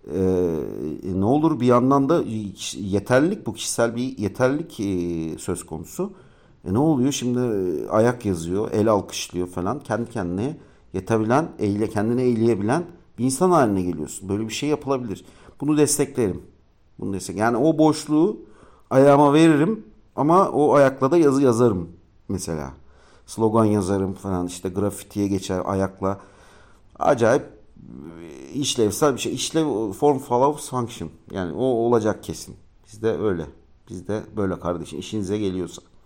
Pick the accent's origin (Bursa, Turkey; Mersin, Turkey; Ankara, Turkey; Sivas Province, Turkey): Ankara, Turkey; moved away as an adult; now in Istanbul, Turkey; Ankaralıyım ben. Ankara'da doğdum büyüdüm. 18 ee, yaşından sonra da işte şeye e, İstanbul'a geldim.